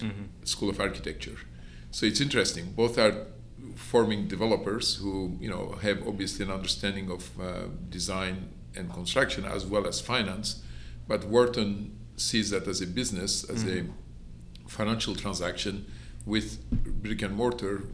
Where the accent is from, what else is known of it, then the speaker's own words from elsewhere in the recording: Istanbul, Turkey; moved away as an adult; also born or lived in Toulouse, France / Houston, Texas / Manhattan, New York / Miami, Florida; now in Columbus, United States; I was born in Istanbul, and I finished high school in Istanbul, Turkey